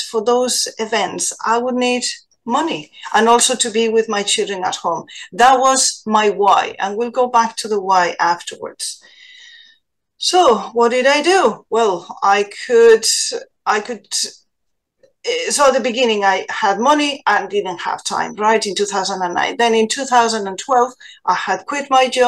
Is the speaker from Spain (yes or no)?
yes; Spain; now in Ireland; I am from Spain originally